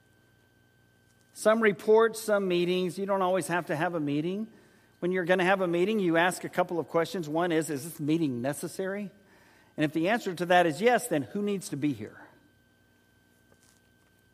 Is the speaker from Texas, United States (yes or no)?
yes; San Antonio, Texas, United States; also born or lived in Oklahoma City, Oklahoma; when we were there in high school.